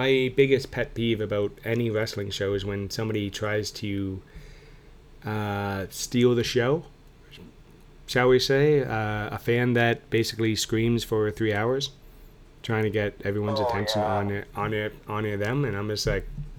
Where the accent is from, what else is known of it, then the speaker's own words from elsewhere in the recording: Guelph, Ontario, Canada; Guelph is my hometown. My parents still live there